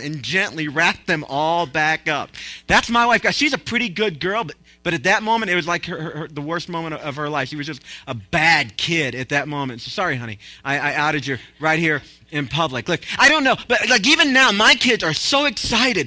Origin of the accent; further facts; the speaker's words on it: Tennessee, United States; I'm from Tennessee